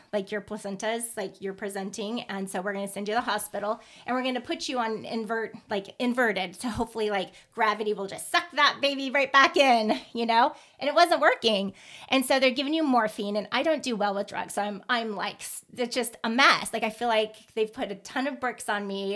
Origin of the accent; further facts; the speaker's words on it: Midwest, United States; moved away; I'm originally from the Midwest